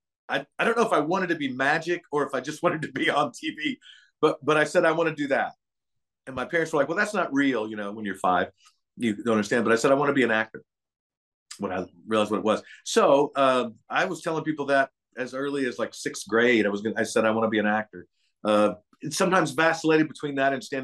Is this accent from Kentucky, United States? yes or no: yes; Lexington, Kentucky, United States; now in Nashville, United States; I grew up in Lexington, Kentucky.